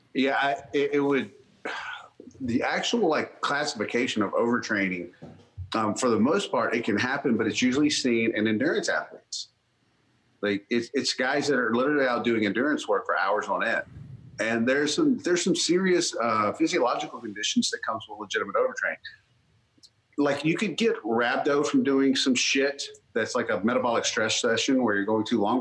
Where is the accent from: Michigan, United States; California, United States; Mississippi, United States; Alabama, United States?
Mississippi, United States; North; I grew up in North Mississippi